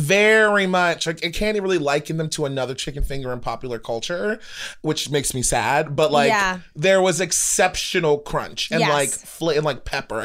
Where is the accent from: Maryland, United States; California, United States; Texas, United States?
Maryland, United States; Baltimore; I'm so poor from Baltimore.